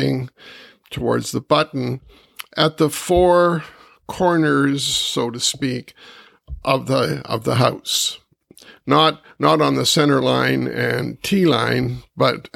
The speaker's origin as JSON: {"language": "English", "town": "Kitchener", "region": "Ontario", "country": "Canada", "tie": "born or raised there", "said": "my hometown of Kitchener-Waterloo"}